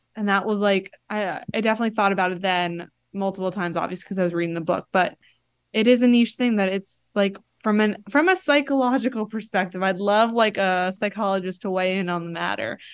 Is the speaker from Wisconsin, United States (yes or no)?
no; Florida, United States; moved away; I'm originally from Florida and my mom, like, that's where my parents still live